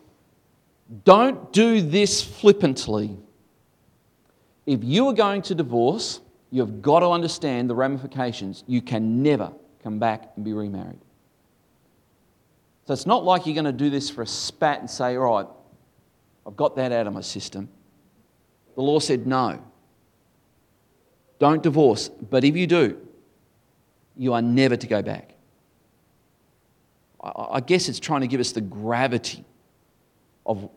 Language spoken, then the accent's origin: English; Tasmania, Australia; Tasmania, where the air is clear.